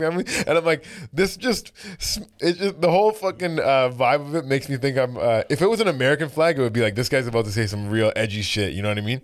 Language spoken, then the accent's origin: English; Brampton, Ontario, Canada; I grew up in Brampton